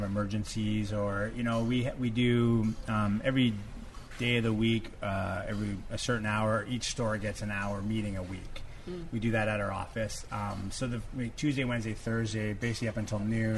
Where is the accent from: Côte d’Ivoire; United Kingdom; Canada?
Canada; west coast of Canada; moved away; growing up on the West Coast of Canada with, you know, seafood all around us.